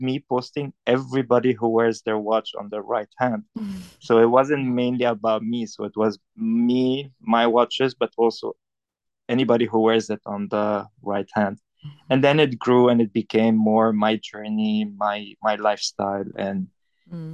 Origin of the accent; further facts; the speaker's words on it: Beirut, Beirut Governorate, Lebanon; moved away as an adult; also born or lived in Paris; now in Hong Kong; I'm from Lebanon. I was born and bred in Beirut, Lebanon. I grew up there, spent most of my life there.